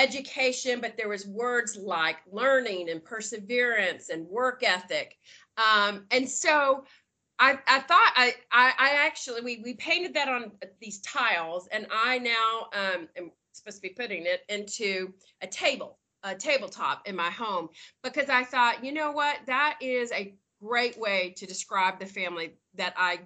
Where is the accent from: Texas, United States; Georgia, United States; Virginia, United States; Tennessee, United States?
Tennessee, United States; Knoxville; moved away as an adult; also born or lived in Dallas; now in Nashville, United States; I grew up in Knoxville, but I'm in Nashville. And I lived in Dallas for a long time, but I moved back to Nashville about 13 years ago